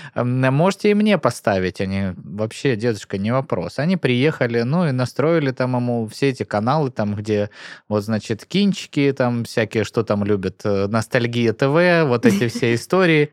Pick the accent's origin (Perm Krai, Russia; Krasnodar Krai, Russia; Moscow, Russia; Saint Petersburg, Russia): Krasnodar Krai, Russia; Novoplastunovskaya; moved away; Станичка, откуда я родом, абсолютно прекрасное, экологическое, экологически чистое место.